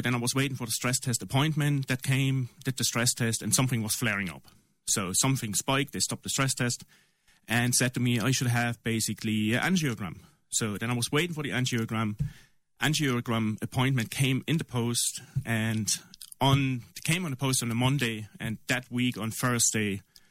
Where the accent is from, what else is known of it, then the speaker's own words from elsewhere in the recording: East Germany, Germany; English is a second language; My background is German, I'm from East Germany, so that wasn't really the stent technology back then